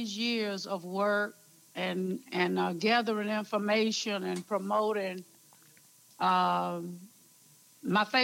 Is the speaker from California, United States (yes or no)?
no; Ozark, Alabama, United States; moved away; I am from Ozark, Alabama. Preacher's kid